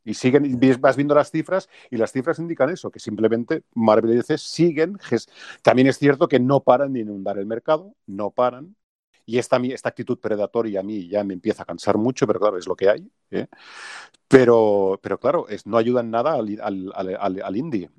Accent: Catalonia, Spain; soy catalán

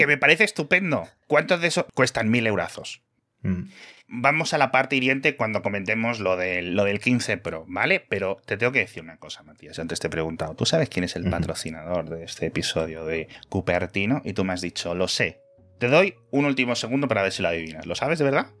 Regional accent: Castile and León, Spain; now in Madrid, Spain; en mi pueblo de León somos 50 personas

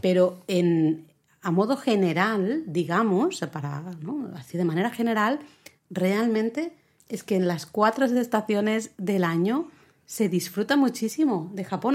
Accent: Catalonia, Spain; soy la catalana

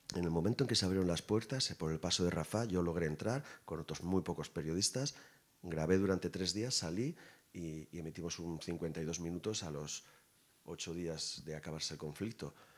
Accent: Irun, Basque Country, Spain; mi pueblo

